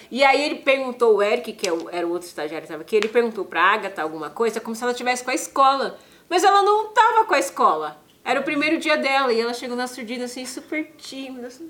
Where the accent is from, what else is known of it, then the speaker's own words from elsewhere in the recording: São Paulo, Brazil; eu sou da periferia de São Paulo.